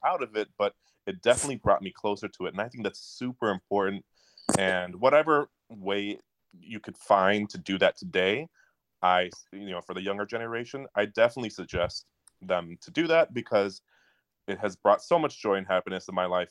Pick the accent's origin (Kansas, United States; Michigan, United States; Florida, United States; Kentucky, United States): Michigan, United States; Detroit; I'm from Detroit, Michigan.